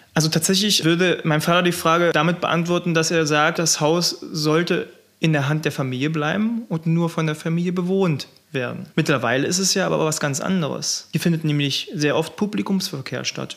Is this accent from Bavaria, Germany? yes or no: no; Wolfen, Saxony-Anhalt, Germany; now in Pöthen, Germany; ich komme ursprünglich aus äh, Wolfen bei Bitterfeld